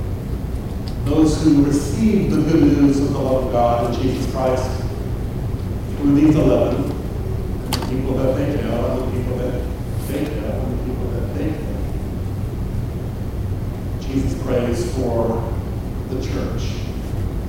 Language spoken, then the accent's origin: English; Vicksburg, Mississippi, United States; I grew up in Vicksburg, Mississippi, which is right on the Mississippi River.